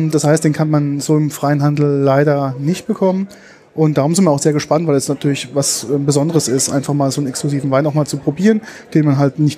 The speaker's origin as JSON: {"language": "German", "region": "Rhineland-Palatinate", "country": "Germany", "said": "also als Pfälzer hat man natürlich ähm, richtige Gläser, die sogenannte Dubbelgläser."}